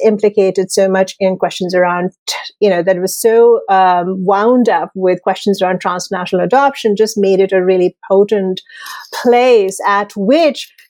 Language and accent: English; India; moved away; I'm originally from India.